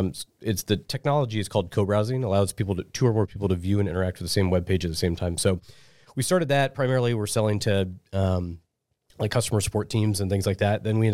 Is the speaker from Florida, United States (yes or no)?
no; Omaha, Nebraska, United States; So I was born and raised in Omaha, and I went to UNO for college.